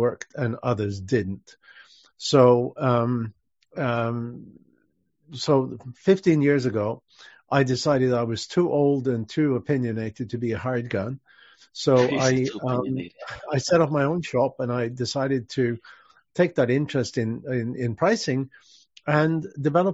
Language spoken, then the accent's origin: English; Sweden; moved away as an adult; also born or lived in Switzerland / London, United Kingdom; now in Los Angeles, United States; I'm natively Swedish, and I left Sweden though in 1986